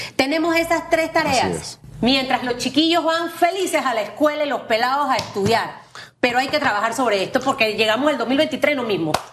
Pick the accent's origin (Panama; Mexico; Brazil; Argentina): Panama; siendo una panameña responsable